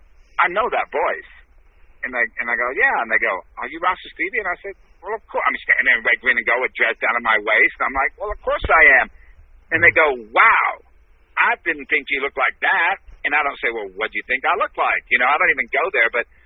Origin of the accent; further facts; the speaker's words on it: Texas, United States; So I'm from Texas.